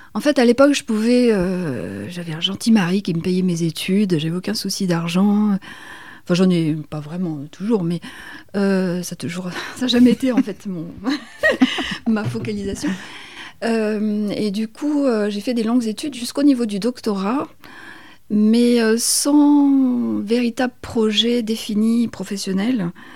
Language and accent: French; Paris region, Île-de-France, France; moved away as an adult; also born or lived in Gambia / Berry; now in Menou, France; je suis née en Afrique, euh, je suis, j'ai grandi dans la région parisienne, je suis arrivée dans le Berry il y a maintenant 23 euh, ans